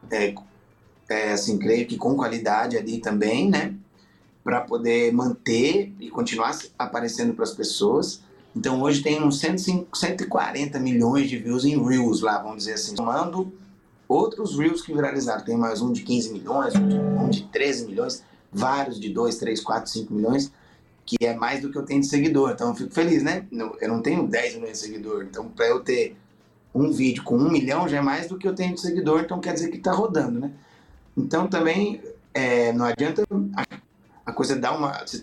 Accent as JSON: {"language": "Portuguese", "town": "Taubaté", "region": "São Paulo", "country": "Brazil", "said": "Eu sou, sou do interior de Tabaté, eu tava na cap... no interior de São Paulo, Tabaté, tava na capital."}